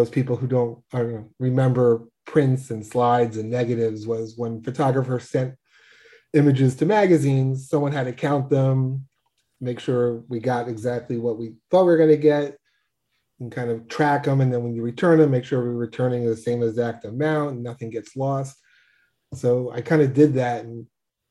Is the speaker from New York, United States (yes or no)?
yes; New York, United States; I'm born and bred in New York.